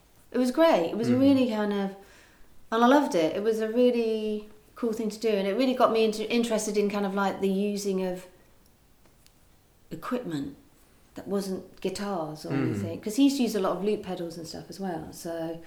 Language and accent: English; West Country, South West England, United Kingdom; I grew up in the West Country